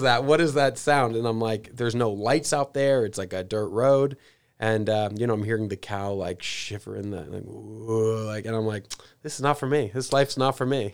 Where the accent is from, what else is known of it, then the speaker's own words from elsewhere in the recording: San Diego, California, United States; moved away; also born or lived in New York; I grew up in San Diego and, and then lived in New York